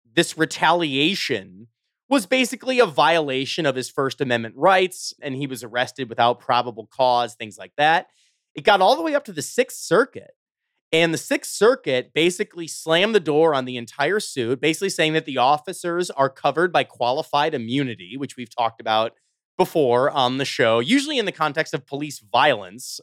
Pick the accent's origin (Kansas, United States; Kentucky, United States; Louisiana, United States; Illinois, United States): Illinois, United States; Chicago; I'm from the suburbs of Chicago